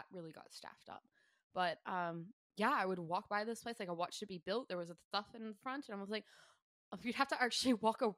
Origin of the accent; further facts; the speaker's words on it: United States; moved away as an adult; now in Sunshine Coast, Australia; being American, being from, like, a city, like, I mean, I grew up in the country